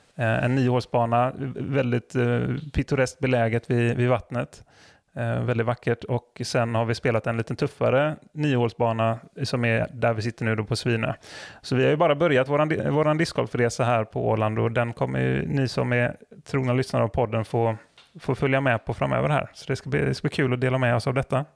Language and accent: Swedish; West coast of Sweden, West Sweden, Sweden; västkust tänker ju jag spontant som är därifrån